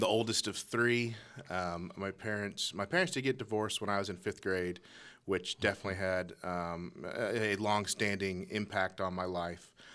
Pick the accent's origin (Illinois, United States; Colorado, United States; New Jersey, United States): Colorado, United States; Colorado Springs; I was born, born and raised in Colorado Springs